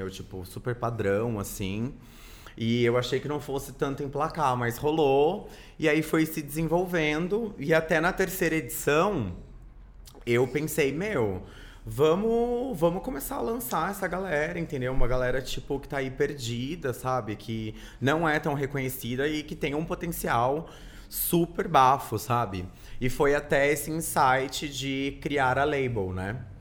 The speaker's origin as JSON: {"language": "Portuguese", "region": "Rio de Janeiro", "country": "Brazil", "tie": "born there", "also_born_or_lived": "Louveira / Campinas", "said": "eu sou nasci no Rio, né? Vim para São Paulo com os meus pais."}